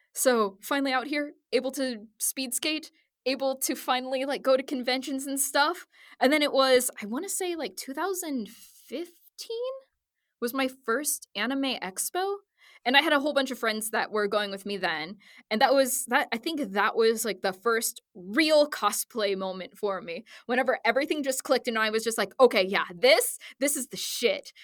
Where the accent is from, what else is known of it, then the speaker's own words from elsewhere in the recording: Southwest Missouri, United States; I grew up in Southwest Missouri in like yeah. a country town